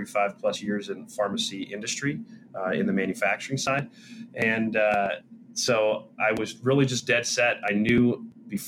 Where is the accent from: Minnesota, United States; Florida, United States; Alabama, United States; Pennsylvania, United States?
Pennsylvania, United States; Pittsburgh; I am from the Pittsburgh region, southwestern Pennsylvania, born and raised